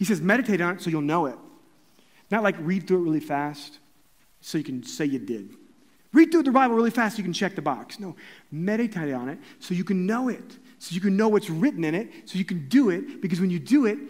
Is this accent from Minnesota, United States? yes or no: no; Columbia, Missouri, United States; my hometown in Columbia, Missouri